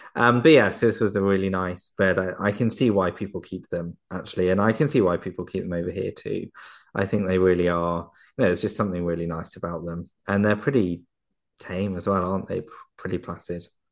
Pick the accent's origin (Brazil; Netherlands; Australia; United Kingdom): United Kingdom; Surrey, South East England; I'm from, I'm from Surrey in England